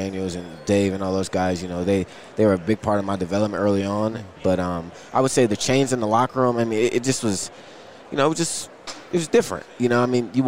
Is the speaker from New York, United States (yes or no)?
no; Akron, Ohio, United States; also born or lived in Cuyahoga Falls; I went to CVCA, so I'm actually from Akron.